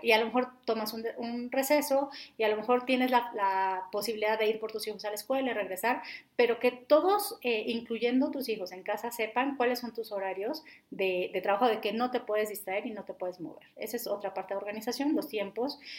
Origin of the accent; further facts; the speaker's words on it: Mexico; nosotros como mexicanos